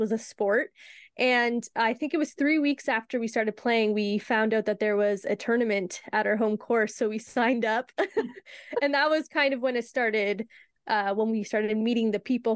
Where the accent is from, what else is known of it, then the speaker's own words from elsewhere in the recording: Windsor, Ontario, Canada; also born or lived in Amherstburg, Ontario; Windsor, Essex County. So I lived in Windsor most of my life, but also lived in Amherstburg for some time